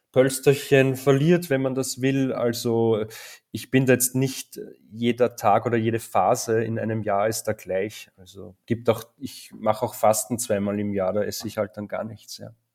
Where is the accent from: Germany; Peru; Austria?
Austria; Linz, Upper Austria; in Österreich, in Oberösterreich zu sein und da gibt es halt rund um meine Heimatstadt Linz sehr viele Bauern